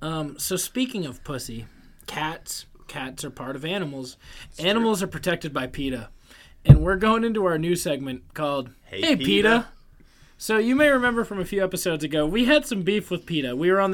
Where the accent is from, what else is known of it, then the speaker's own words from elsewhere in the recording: New England, United States; We're from New England.